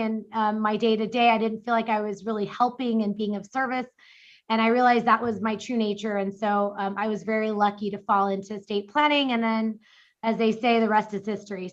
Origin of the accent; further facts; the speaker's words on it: New York City, New York, United States; now in Orange County, United States; I was born in the Bronx.